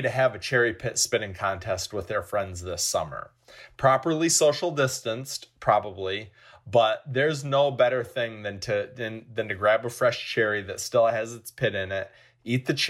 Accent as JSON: {"language": "English", "region": "northern Michigan", "country": "United States", "tie": "born or raised there", "said": "we're proud to call my hometown the cherry capital of the world"}